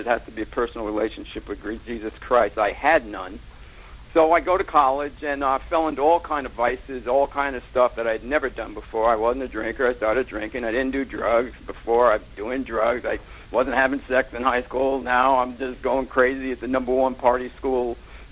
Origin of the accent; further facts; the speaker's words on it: Summit, New Jersey, United States; I was raised in Summit, New Jersey